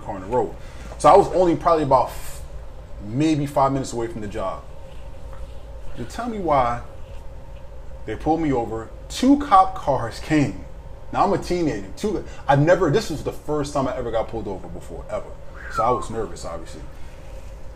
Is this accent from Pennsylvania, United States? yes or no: no; New York, United States; I'm from New York